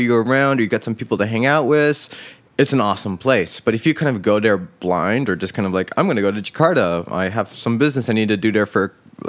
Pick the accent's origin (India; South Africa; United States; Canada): United States; born there; yeah, well, I was born in America.